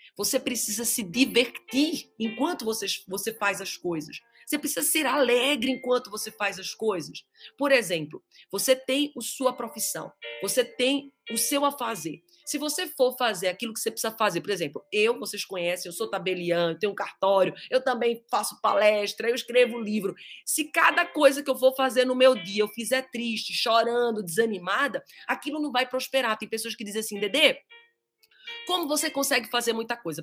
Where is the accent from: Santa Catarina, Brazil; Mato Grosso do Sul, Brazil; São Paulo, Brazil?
São Paulo, Brazil; Pirassununga; nós somos de Pirassununga e a minha sogra é de Amparo